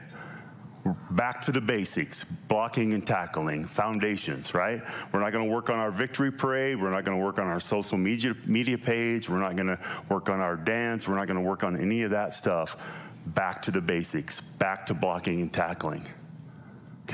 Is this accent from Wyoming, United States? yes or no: yes; Lovell, Wyoming, United States; also born or lived in Cheyenne, Wyoming / Utah; now in Gillette, Wyoming, United States; I was born in Lovell, Wyoming